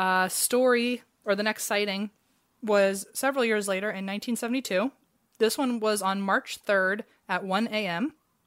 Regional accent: Cincinnati, Ohio, United States; Like, well, I'm from Cincinnati, and he went to Miami, so we were so close.

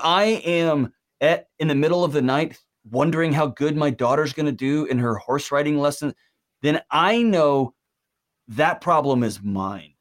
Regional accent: Texas, United States; I was born in Texas

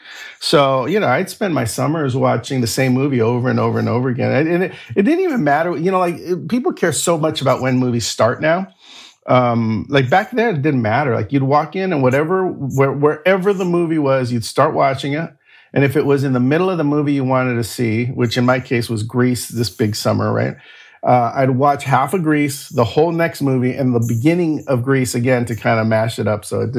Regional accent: Los Angeles, California, United States; I was born in East Los Angeles. I think the first place I lived was on Evergreen, right there near El Tepeyac

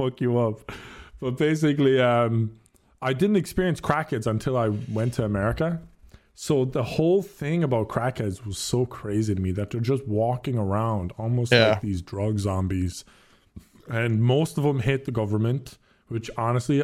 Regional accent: Ireland; moved away; I'm from Ireland.

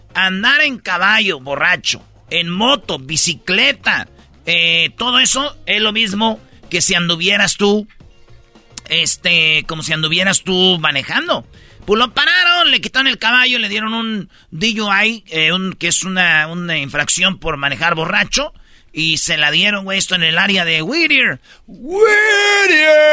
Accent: Michoacán, Mexico; moved away; allá en, en Michoacán, en mi pueblo

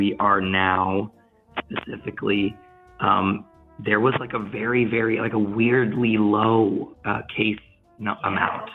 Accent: United States; moved away as an adult; now in Netherlands; my wife and I were both born in the United States.

